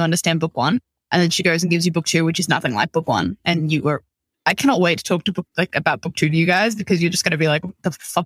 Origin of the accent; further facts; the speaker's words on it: Australia; ours as Australian